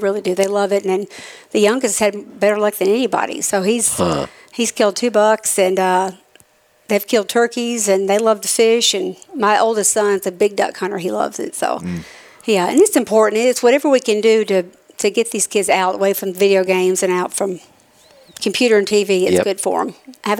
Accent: Manatee County, Florida, United States; now in Tennessee, United States; I grew up in Manatee County.

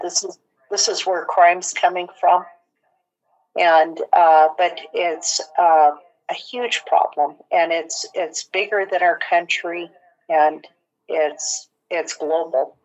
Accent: Portland, Oregon, United States; now in Tacoma, United States; I grew up in Portland

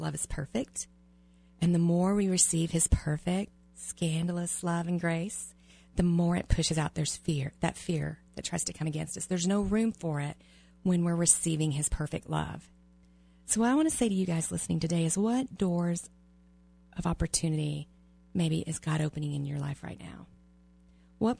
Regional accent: the South, United States; moved away; I was raised in the South

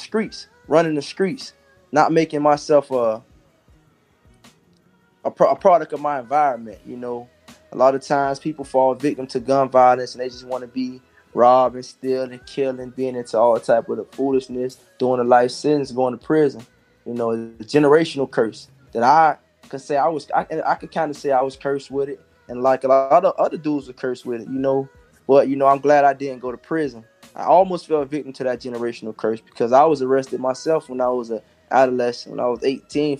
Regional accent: Miami, Florida, United States; growing up in Miami, you might see a shootout

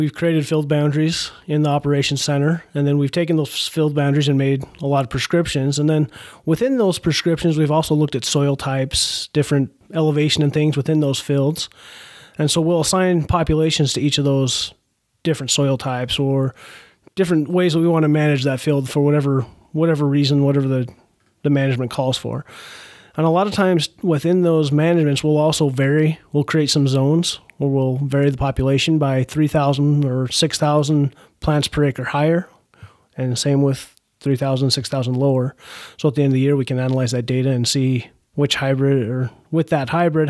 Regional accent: Idaho, United States; now in Bismarck, United States; I come from Idaho originally. Grew up working on a barley farm, doing a lot of irrigation out that way.

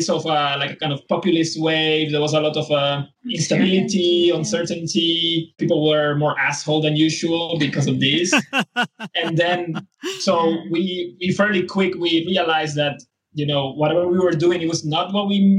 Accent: San Juan, Puerto Rico; moved away as an adult; also born or lived in Netherlands / Beijing; From Rio Piedras in Puerto Rico, and that's where the main university is, of the University of Puerto Rico. That's where I study. So I come from the capital of Puerto Rico

